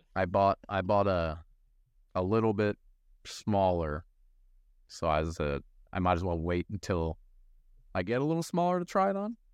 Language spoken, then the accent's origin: English; Maryland, United States; we grew up in Maryland